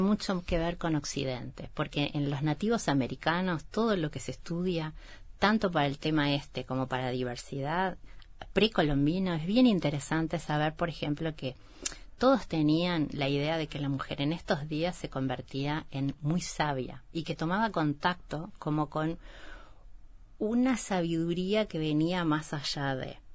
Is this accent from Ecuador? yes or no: no; Durazno countryside, Uruguay; soy del campo de Durazno